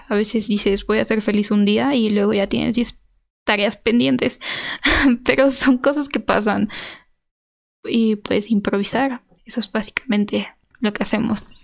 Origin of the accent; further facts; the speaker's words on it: Mexico; como mexicana